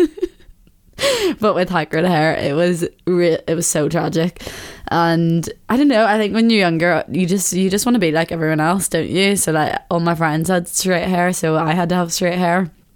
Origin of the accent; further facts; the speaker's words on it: Belfast, Northern Ireland, United Kingdom; growing up in Belfast